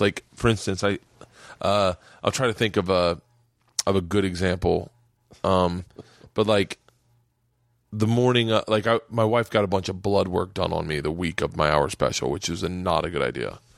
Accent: Florida, United States; growing up in Florida

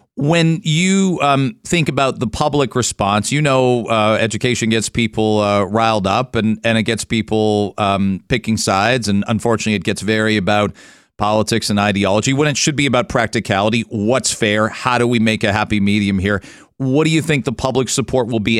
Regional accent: outside London, Ontario, Canada; also born or lived in Michigan; now in Ajax, Canada; I grew up outside of London, white kid

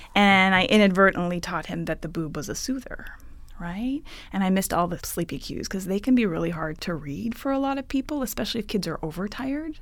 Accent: Ottawa, Ontario, Canada; moved away as an adult; now in California, United States; I'm originally from Ottawa, Ontario, Canada

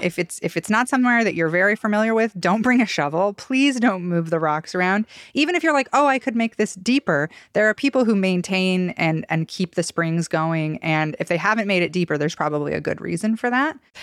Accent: Idaho, United States; growing up in Idaho

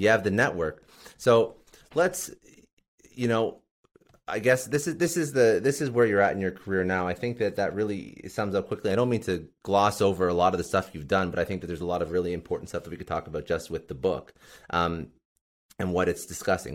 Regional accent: Canada; I'm actually Canadian

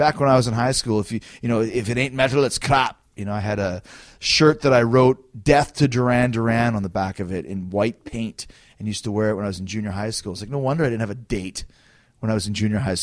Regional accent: Canada; I'm from Canada

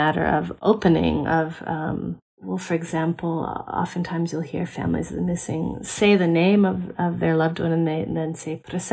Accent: United States; as an American anthropologist

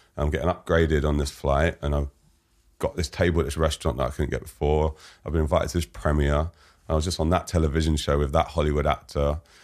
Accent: London, United Kingdom; London, I grew up in Fulham

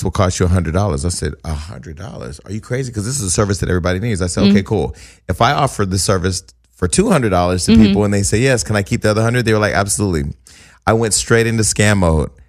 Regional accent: the Bay Area, California, United States; I'm from the Bay Area.

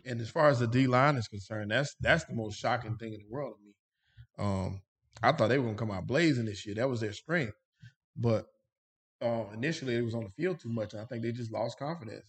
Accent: Rock Hill, South Carolina, United States; South Carolina, Rock Hill, South Carolina's finest. I keep saying that 'cause my hometown is on the map

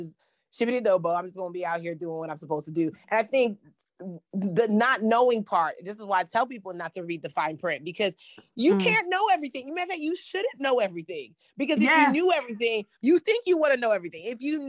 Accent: Nigeria; And I know it sounds crazy because being Nigerian is what got me to success.

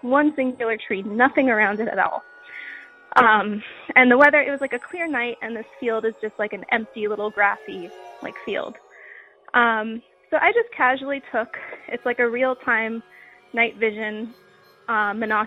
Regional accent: Pennsylvania, United States; I'm from Pennsylvania

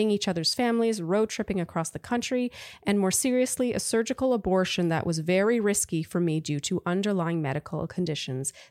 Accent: Wisconsin, United States; now in New York, United States; For context, we met here in the East Village in the fall, but we're both actually from Wisconsin.

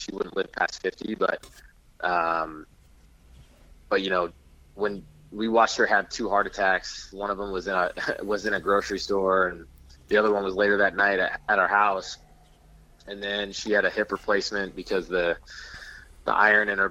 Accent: near Chico, California, United States; Chico, California. It's right next to my hometown.

